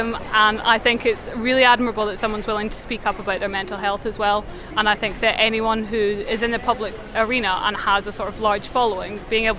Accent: Scotland, United Kingdom; I'm 24 and I'm from Scotland.

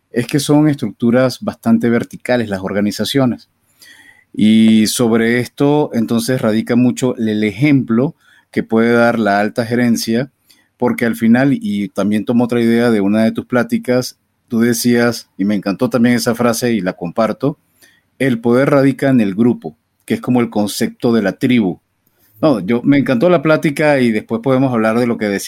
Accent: Venezuela

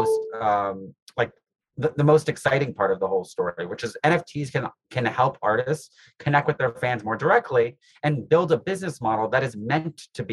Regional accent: New York City, New York, United States; I grew up in New York City

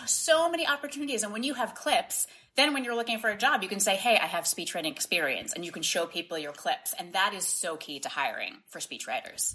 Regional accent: Boston, Massachusetts, United States; now in Washington, D.C., United States; I grew up in Boston

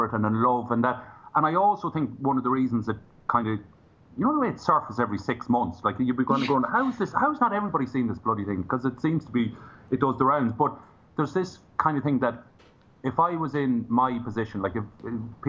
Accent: Ireland; From Ireland

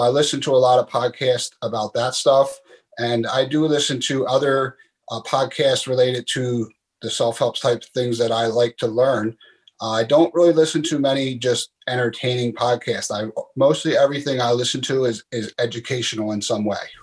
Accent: Philadelphia, Pennsylvania, United States; moved away as an adult; growing up in Philadelphia

